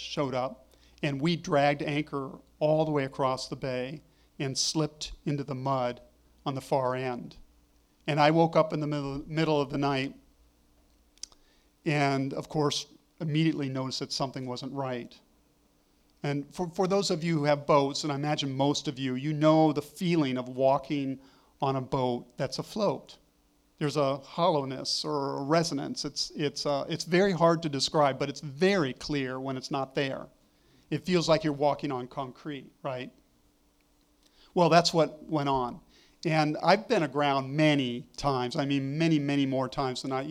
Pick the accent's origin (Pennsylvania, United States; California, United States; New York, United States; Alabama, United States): California, United States; Malibu; moved away; also born or lived in Oregon; I grew up in California on the California coast near Malibu